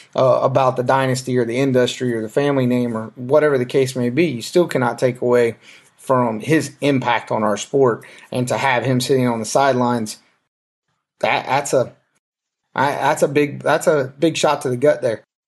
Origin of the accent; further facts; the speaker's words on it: the South, United States; I'm from the South